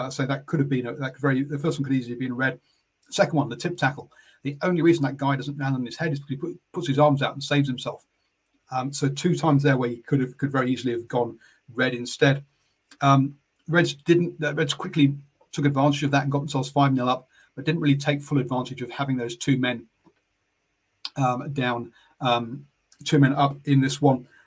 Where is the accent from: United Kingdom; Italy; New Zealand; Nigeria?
New Zealand; also born or lived in Samoa; so down from South Africa, I'm from Samoa. Um, but of, but a Kiwi being brought up in uh, uh, being brought up in New Zealand.